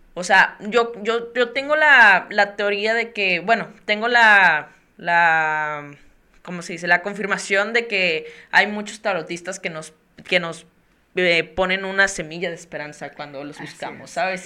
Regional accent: Tampico, Tamaulipas, Mexico; moved away; viajé a mi, a mi ciudad natal, que es Tampico, Tamaulipas

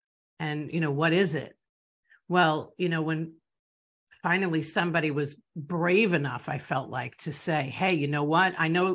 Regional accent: New York, United States; which I don't know if that comes from being bold or being a New Yorker, I have no idea where that comes from

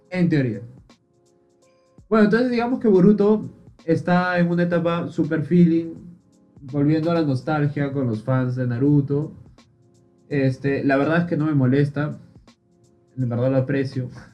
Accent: Peru; somos de Perú

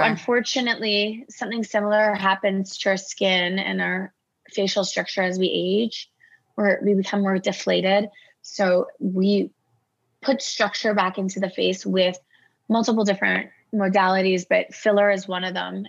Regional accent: Toronto, Ontario, Canada; also born or lived in Iran; I grew up in Toronto

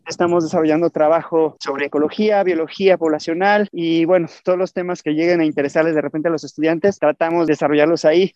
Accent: Veracruz, Mexico; moved away as an adult; also born or lived in Ensenada, Baja California; finalmente regresé a Veracruz, a mi tierra

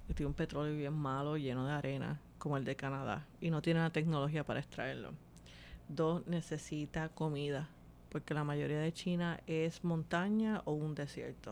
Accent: Puerto Rico

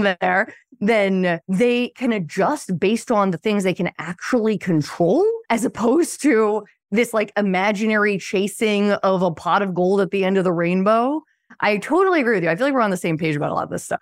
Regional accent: Philadelphia, Pennsylvania, United States; I was born in Western Pennsylvania, a pretty nowhere town, and then moved to Philadelphia when I was five

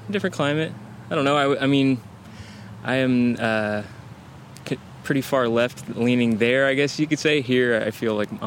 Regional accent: Georgia, United States; born there; now in Portland, United States; I've lived a bunch of different places, uh, but I was born in Georgia, and I did move here from there.

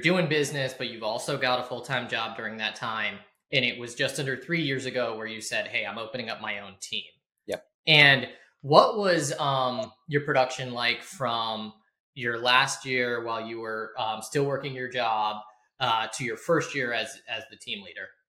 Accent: Burke, Virginia, United States; I grew up in Burke, Virginia

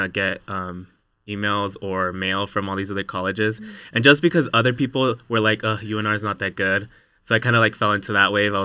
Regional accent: Reno, Nevada, United States; I was born and raised here in Reno, low income, first generation from a Latino family

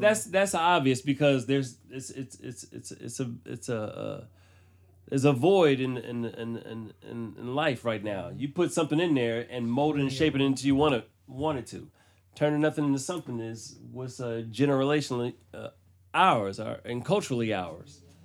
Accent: United States; I'm American

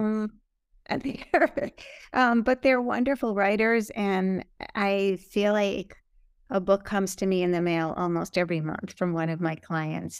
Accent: Milwaukee, Wisconsin, United States; moved away as an adult; now in New York, United States; I'm from Milwaukee, Wisconsin

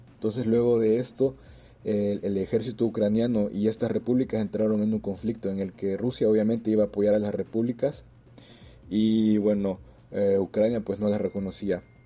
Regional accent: El Salvador; moved away as an adult; now in Moscow, Russia; soy salvadoreño residente en Moscú. Tengo alrededor de seis años de estar viviendo aquí.

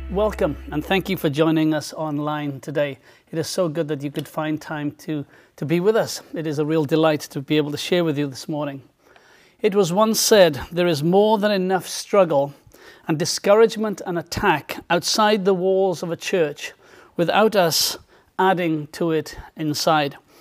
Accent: South Wales, United Kingdom; when I was a, a teenager, um, and growing up in South Wales

